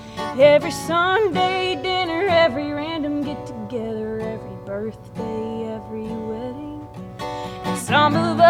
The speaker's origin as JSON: {"language": "English", "town": "Medford", "region": "Oklahoma", "country": "United States", "said": "I'm originally from Medford."}